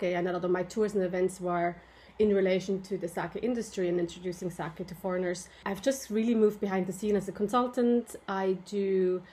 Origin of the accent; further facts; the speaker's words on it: Switzerland; also born or lived in Ireland; now in Japan; I'm originally from Switzerland